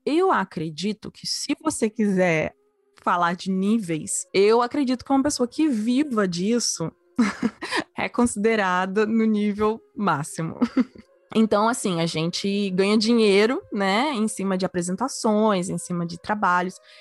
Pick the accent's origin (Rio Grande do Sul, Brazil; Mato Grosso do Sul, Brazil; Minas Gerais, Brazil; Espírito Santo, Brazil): Espírito Santo, Brazil; Vitória; moved away as an adult; also born or lived in Rio de Janeiro; eu cresci numa ilha, eu cresci na Ilha de Vitória, é a menor capital do Brasil, ela é no Espírito Santo.